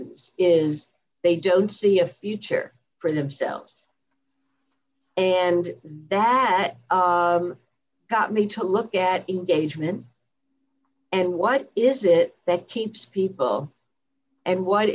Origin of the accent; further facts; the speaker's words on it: New Jersey, United States; moved away as an adult; also born or lived in Washington, D.C. area; I grew up in New Jersey. So I am a Jersey girl, born and bred